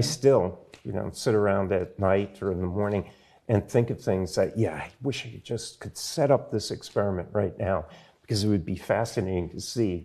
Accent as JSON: {"language": "English", "town": "Providence", "region": "Rhode Island", "country": "United States", "tie": "born or raised there", "said": "I grew up in Providence"}